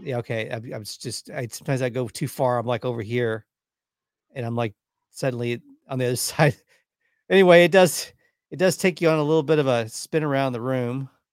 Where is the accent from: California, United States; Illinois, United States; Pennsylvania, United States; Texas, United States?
Texas, United States; we're from Texas